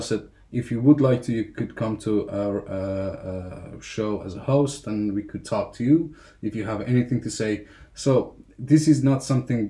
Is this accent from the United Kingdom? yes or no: no; Afghanistan; English is a second language; now in Finland; I'm from Afghanistan. I lived in Finland for 6 years.